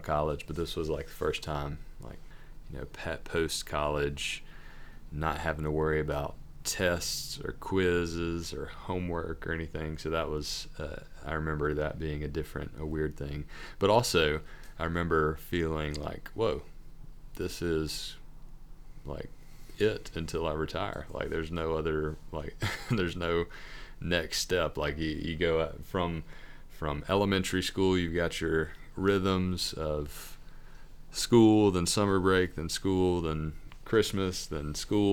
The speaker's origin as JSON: {"language": "English", "town": "Corinth", "region": "Mississippi", "country": "United States", "tie": "born or raised there", "also_born_or_lived": "Jackson, Mississippi", "moved": "as an adult", "said": "grew up in Corinth, Mississippi, Northeast Mississippi"}